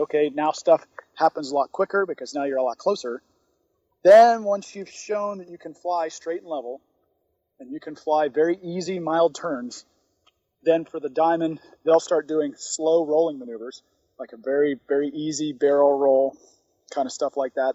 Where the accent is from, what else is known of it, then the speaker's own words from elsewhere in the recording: Atlanta, Georgia, United States; I grew up in Atlanta